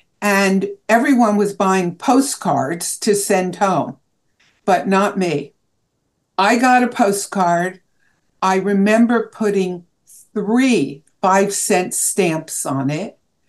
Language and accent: English; Oakland, New Jersey, United States; my hometown of Oakland, New Jersey